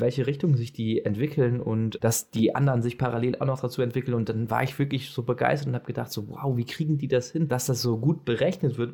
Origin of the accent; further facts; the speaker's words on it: Germany; ich als Deutscher